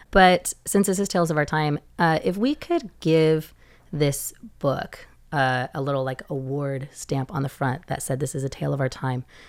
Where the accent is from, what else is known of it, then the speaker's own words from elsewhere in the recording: Seattle, Washington, United States; moved away; Originally, I was from Seattle, Washington, in the U S A, and I grew up with a family that read together